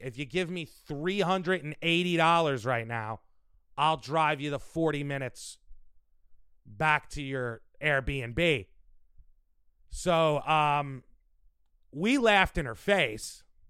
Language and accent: English; New York City, New York, United States; Because we're from New York.